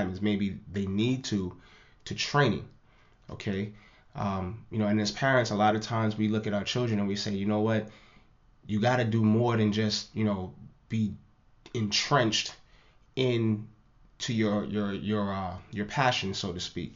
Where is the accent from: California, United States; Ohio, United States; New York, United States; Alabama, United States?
New York, United States; New York City; growing up in the Lower East Side of Manhattan